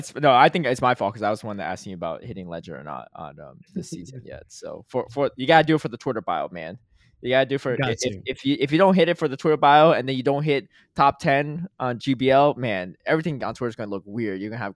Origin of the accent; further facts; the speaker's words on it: Connecticut, United States; because I grew up in Connecticut, so I'll just visit my mom as well.